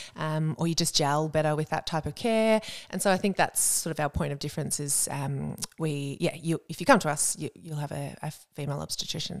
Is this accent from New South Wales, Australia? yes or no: no; Warrnambool, Victoria, Australia; moved away as an adult; also born or lived in Melbourne; now in Geelong, Australia; grew up down in Warrnambool a couple of hours down the highway